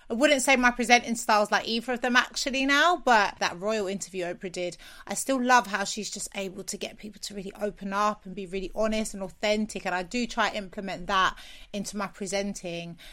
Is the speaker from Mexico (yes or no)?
no; London, United Kingdom; I'm from South London